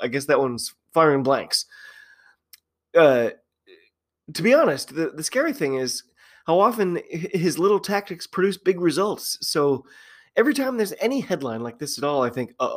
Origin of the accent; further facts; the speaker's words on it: United States; I'm an American rugby fan